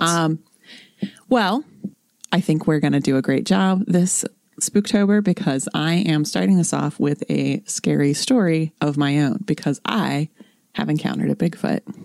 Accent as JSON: {"language": "English", "region": "North Central West Virginia", "country": "United States", "said": "I am from North Central West Virginia. I am from the woods."}